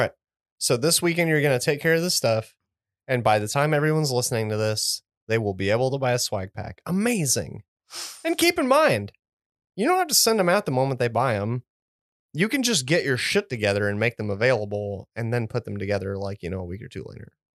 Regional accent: United States; I'm an American. I was born in America

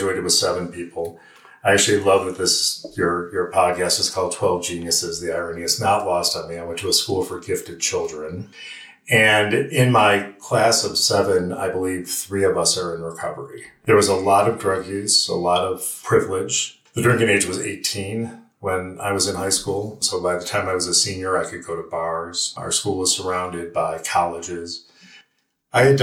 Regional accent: Western New York, United States; moved away; also born or lived in Lockport, New York; I grew up in Western New York

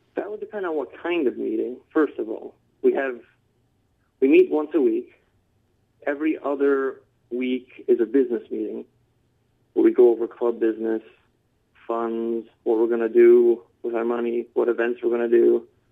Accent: Detroit, Michigan, United States; also born or lived in Mount Pleasant, Michigan; I've been in Michigan all my life. I grew up in uh, downstate Michigan, a suburb of Detroit.

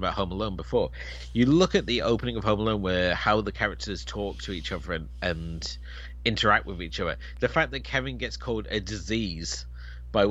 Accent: United Kingdom

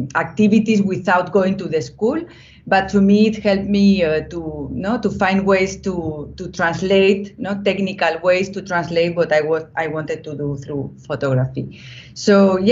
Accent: Spain; also born or lived in Brussels, Belgium; I was born of a mother from Colombia and a father from Spain. I was born in Spain

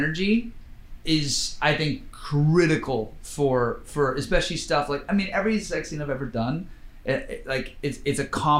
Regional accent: Vancouver, British Columbia, Canada; I grew up in Vancouver.

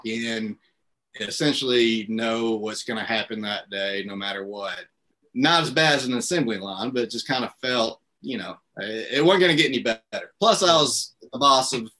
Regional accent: Marianna, Arkansas, United States; moved away; I'm from Marianna. It's one of the areas we serve, and that's where we moved back to live

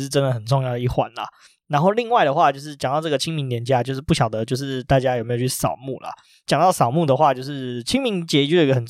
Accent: Taipei, Taiwan; 因为我们是台北人嘛

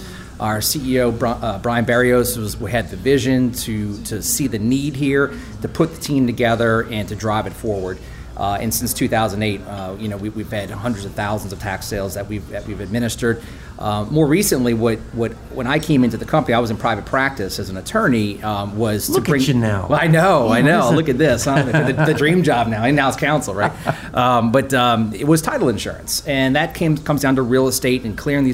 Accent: Slidell, Louisiana, United States; I actually grew up in Slidell

